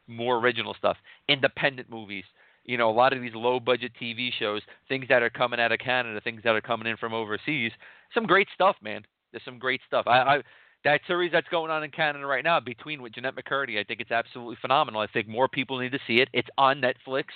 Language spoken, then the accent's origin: English; New York City, New York, United States; I'm from Queens